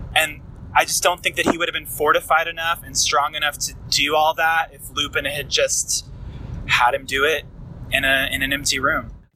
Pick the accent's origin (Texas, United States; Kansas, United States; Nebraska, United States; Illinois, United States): Texas, United States; Dallas; I am from Dallas, Texas.